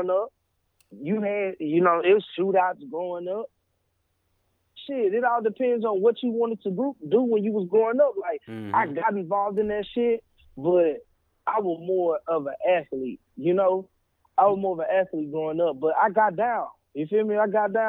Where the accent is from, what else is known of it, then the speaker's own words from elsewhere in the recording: Houston, Texas, United States; moved away as an adult; also born or lived in Oklahoma; now in Oklahoma City, United States; I'm from the Southwest side of Houston, Texas